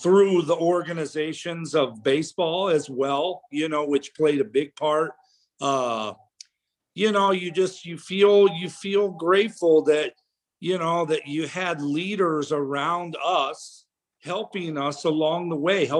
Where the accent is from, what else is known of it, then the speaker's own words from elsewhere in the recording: Peoria, Illinois, United States; right outside of Peoria, which was ultimately my hometown as well